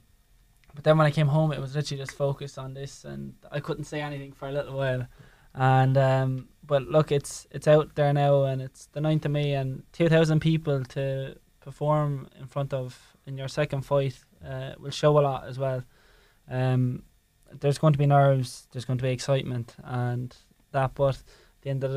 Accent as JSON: {"language": "English", "town": "Tramore", "region": "Munster", "country": "Ireland", "tie": "born or raised there", "also_born_or_lived": "Waterford", "said": "Waterford is pretty much my hometown"}